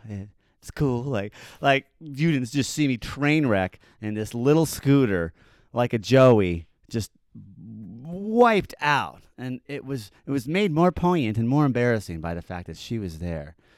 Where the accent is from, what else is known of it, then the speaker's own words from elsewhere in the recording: Park City, Utah, United States; now in Salt Lake City, United States; I'm from Park City. I grew up in the mean streets of Park City